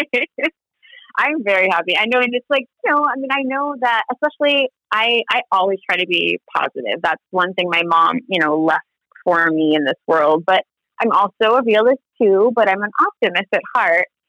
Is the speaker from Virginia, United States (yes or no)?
no; Honolulu, Hawaii, United States; moved away; also born or lived in Pacific Northwest; I'm from Honolulu, Hawaii, which I think is paradise on earth